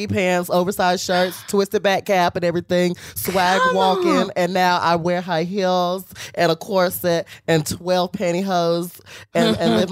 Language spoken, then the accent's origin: English; Ramseur, North Carolina, United States; now in Los Angeles, United States; I am from North Carolina. Ramsur.